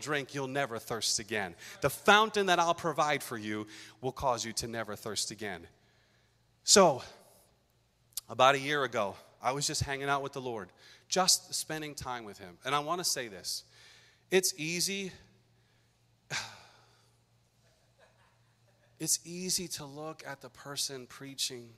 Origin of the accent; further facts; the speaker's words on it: Pawtucket, Rhode Island, United States; moved away as an adult; now in Massachusetts, United States; I was a kid growing up in Curtis Elementary School on Benefit Street in Pawtucket